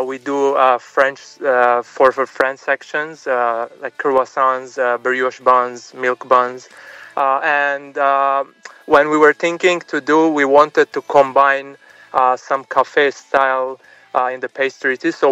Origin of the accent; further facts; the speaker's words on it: Bourj Hammoud, Mount Lebanon, Lebanon; now in Los Angeles, United States; نحن من لبنان اصلنا من لبنان بيروت رش حمود وصارنا من سنين بامريكا بلوس انجلوس